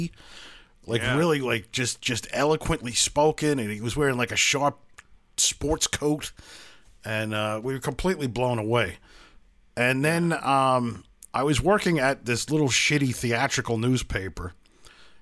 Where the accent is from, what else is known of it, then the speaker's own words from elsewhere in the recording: New York City, New York, United States; growing up in Brooklyn